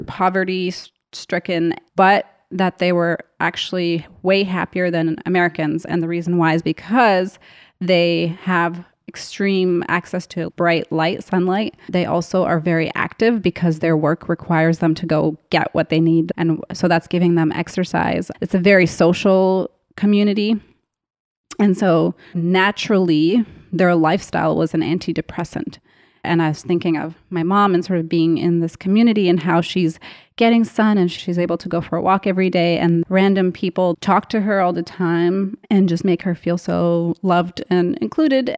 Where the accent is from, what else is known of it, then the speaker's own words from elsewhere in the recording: Canada; I grew up in Canada